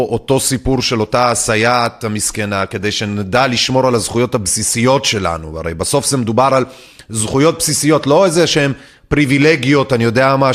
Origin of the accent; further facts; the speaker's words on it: Kokhav Yair-Tzur Yigal, Central District, Israel; צור יגאל, כוכב יאיר, מועצה קטנה שנמצאת 11 קילומטרים צפונית-מזרחית לכפר סבא. אני במקרה גדלתי במועצה הזאת במשך שנות נערותי, אה, וגם בימי הצבא